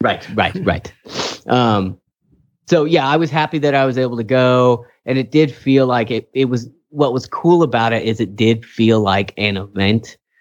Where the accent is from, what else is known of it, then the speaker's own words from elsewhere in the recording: Kingsburg, California, United States; I'm from Kingsbury